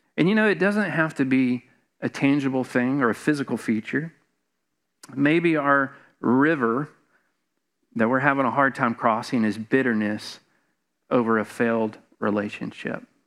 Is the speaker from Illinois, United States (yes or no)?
no; Atlanta, Georgia, United States; moved away as an adult; now in Savannah, United States; Karen and I, we grew up in Metro Atlanta.